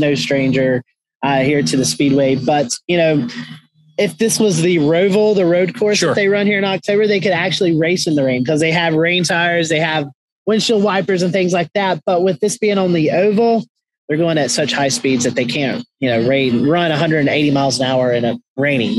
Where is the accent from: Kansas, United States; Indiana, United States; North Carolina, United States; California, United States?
North Carolina, United States; Morganton; I was born in Morganton, in North Wilkesboro, like 45 minutes